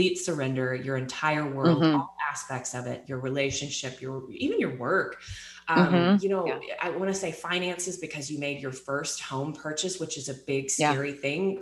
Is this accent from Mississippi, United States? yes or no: no; Texas, United States; moved away; growing up in Texas